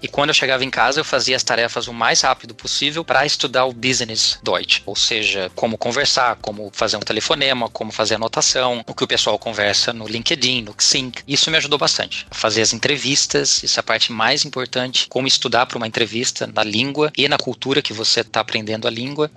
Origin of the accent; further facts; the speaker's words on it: Lençóis Paulista, São Paulo, Brazil; moved away as an adult; now in Munich, Germany; eu sou do interior de São Paulo, cidade Lençóis Paulista, perto de Bauru